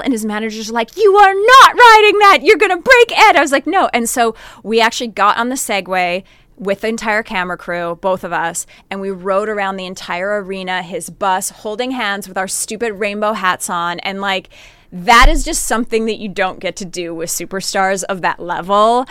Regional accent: Northern Canada, Canada; I grew up in Northern Canada

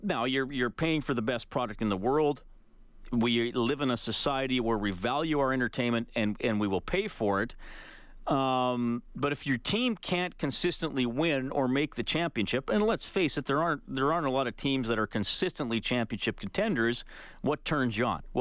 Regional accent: Canada; because we are Canadian

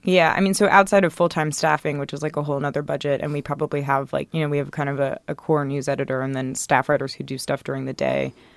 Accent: Athens, Georgia, United States; moved away; I'm from Athens, Georgia.

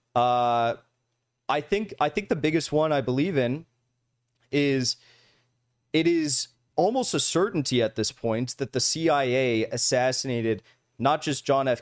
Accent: United States; as an American

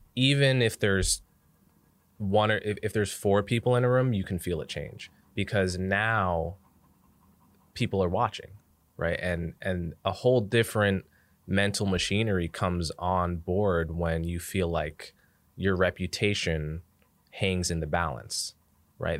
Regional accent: Montclair, New Jersey, United States; now in New York City, United States; I grew up in New Jersey. I grew up in Montclair, New Jersey, which is like a thirty minute drive outside the city

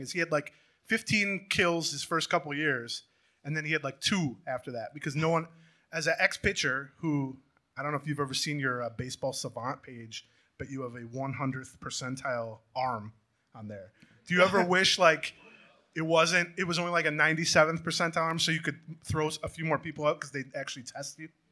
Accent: St. Paul, Minnesota, United States; I'm from St. Paul

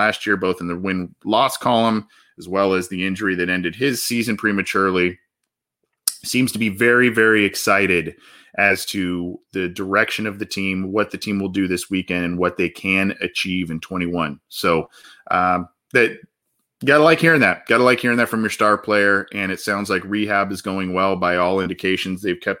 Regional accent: Ohio, United States; I mean, it's crazy. I'm from Ohio.

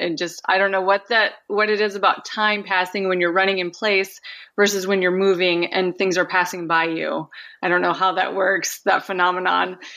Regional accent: Minnesota, United States; now in Anchorage, United States; I grew up in Minnesota

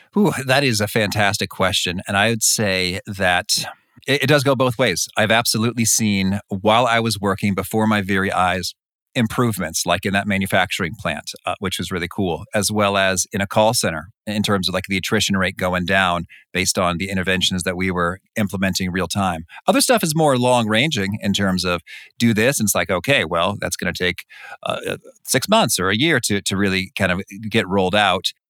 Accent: Danville, Illinois, United States; now in Chicago, United States; I grew up in in Danville, Illinois.

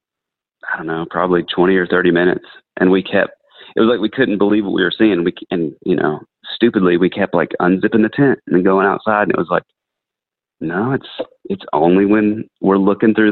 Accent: North Georgia, United States; I grew up in North Georgia near like Cleveland, Helen, that kind of area

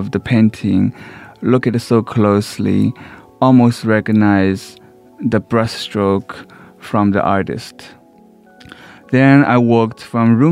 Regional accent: Shanghai, China; now in United States; I was raised in Shanghai, in a slum

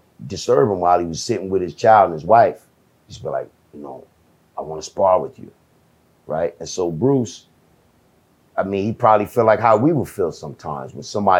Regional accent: Jamaica; I'm from Jamaica

